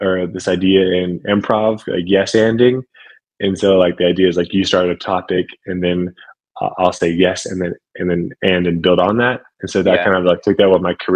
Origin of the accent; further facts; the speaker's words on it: Ohio, United States; moved away as an adult; move back to Ohio, to my hometown